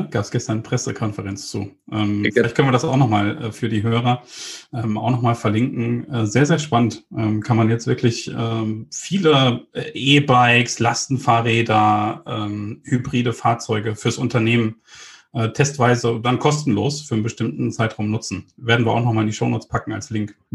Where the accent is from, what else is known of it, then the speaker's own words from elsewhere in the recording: Bielefeld, North Rhine-Westphalia, Germany; Ähm, geboren und aufgewachsen bin ich in Bielefeld.